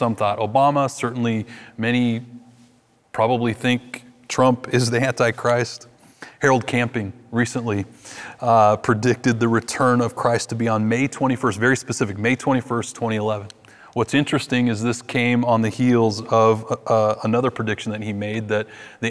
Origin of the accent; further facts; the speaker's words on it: Vancouver, British Columbia, Canada; In my hometown of Vancouver, every year there was this beautiful Seventh-day Adventist church